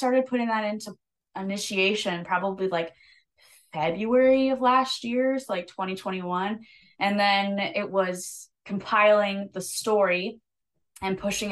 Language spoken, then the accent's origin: English; South Haven, Michigan, United States; also born or lived in Nashville; So I moved back home and I actually, our vice president, he owns a bar up here in South Haven, Michigan, right by the lake. It's beautiful. And I played there all the time in high school and then college.